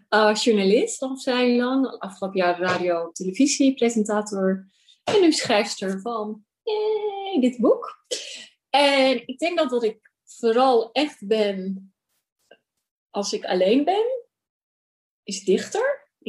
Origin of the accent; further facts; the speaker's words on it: Amsterdam, North Holland, Netherlands; als Amsterdamse, maar ik denk ook gewoon als Nederlandse, dat rituelen steeds minder plek hebben in mijn leven